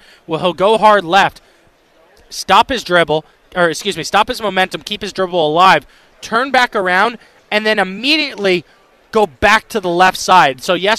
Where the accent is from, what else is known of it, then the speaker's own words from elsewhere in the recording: Fairfax Station, Virginia, United States; growing up in Barrington in Fairfax Station